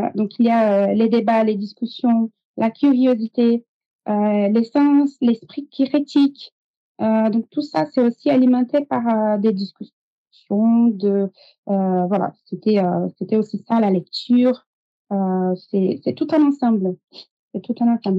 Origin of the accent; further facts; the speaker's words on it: São Paulo, Brazil; French is a second language; moved away as an adult; also born or lived in Montpellier, France; now in France; Moi, je suis brésilienne. donc, je suis née au Brésil, à São Paulo